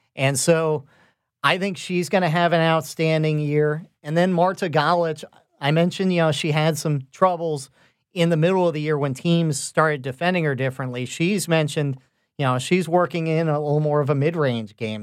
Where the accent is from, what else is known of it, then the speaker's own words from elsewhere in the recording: West Palm Beach, Florida, United States; I grew up in South Florida, the West Palm Beach area.